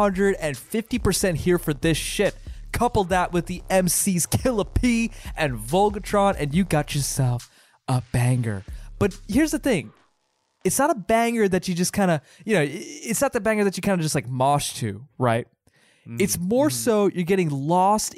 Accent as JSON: {"language": "English", "country": "United States", "accent": "American", "said": "my American accent"}